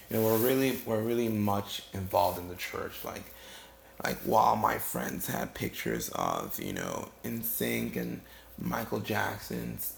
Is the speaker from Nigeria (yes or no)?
no; Ghana; now in United States; I'm originally from West Africa, Ghana. I was born and raised there. I lived there you know, most of my life before I moved here to the States.